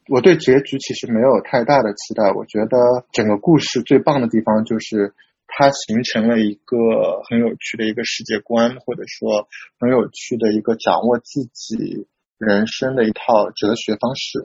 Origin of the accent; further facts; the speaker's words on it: Shanghai, China; moved away as an adult; also born or lived in Taiwan / New York; now in Hong Kong; 我的老家上海